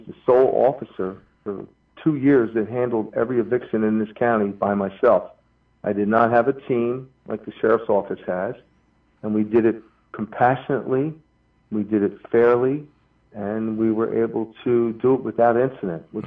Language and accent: English; Atlantic City, New Jersey, United States; I grew up in Atlantic City